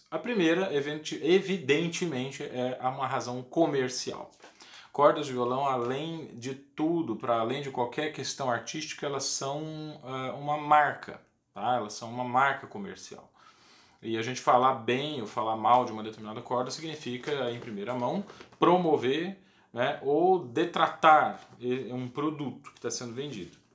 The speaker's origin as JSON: {"language": "Portuguese", "region": "Goiás", "country": "Brazil", "said": "Eu sou goiano, eu me formei na escola da professora Maria das Graças Almeida de Araújo Lima, a famosa Graça Lima"}